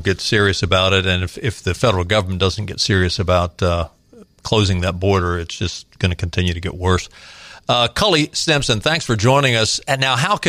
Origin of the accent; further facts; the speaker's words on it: Baltimore, Maryland, United States; I grew up in Baltimore